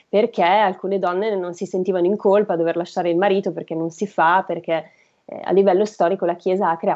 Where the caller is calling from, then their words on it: Legnano, Lombardy, Italy; dall'Alto Milanese, Legnano